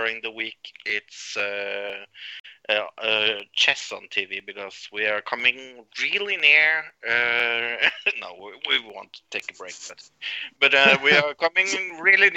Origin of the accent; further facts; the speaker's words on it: Norway; I'm from Norway.